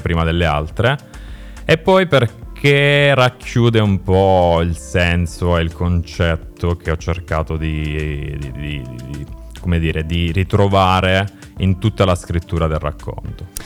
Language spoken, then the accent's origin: Italian; province of Foggia, Apulia, Italy; now in Milan, Italy; Sono pugliese, sono della provincia di Foggia.